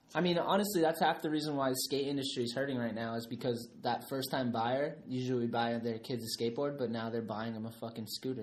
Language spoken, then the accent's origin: English; East Coast, United States; growing up on the East Coast